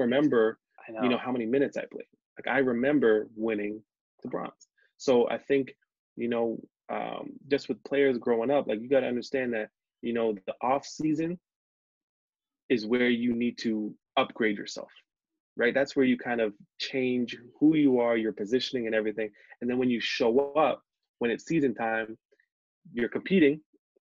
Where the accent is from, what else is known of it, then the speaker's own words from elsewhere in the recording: Hamilton, Ontario, Canada; moved away; I'm from Hamilton